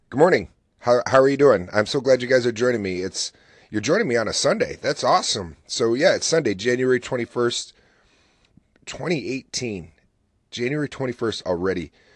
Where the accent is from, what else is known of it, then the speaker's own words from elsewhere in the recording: Oswego, New York, United States; the weather is here in my hometown